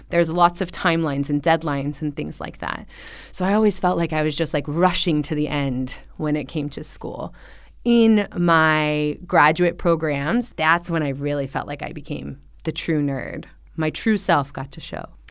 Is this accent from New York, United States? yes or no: no; Orange County, Southern California, United States; now in Xiamen, China; I'm from Orange County